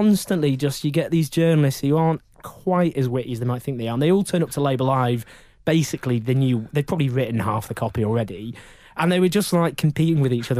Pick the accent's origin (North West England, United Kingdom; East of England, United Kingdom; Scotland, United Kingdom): North West England, United Kingdom; Stockport; also born or lived in Sheffield; now in London, United Kingdom; I grew up in Stockport